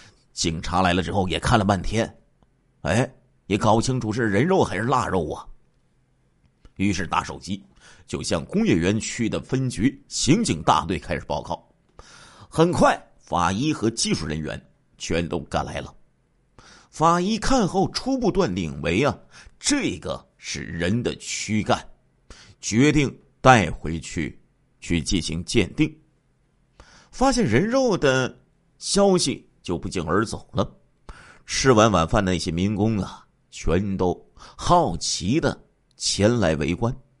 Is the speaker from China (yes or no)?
yes; Liaoning, China; 在我们的家乡辽宁啊，在这个盘锦呢，有著名的稻田的河蟹，特别好吃。